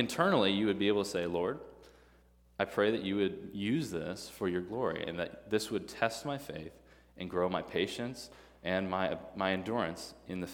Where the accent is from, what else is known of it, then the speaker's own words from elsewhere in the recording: Midwest, United States; now in Tennessee, United States; I'm a Midwesterner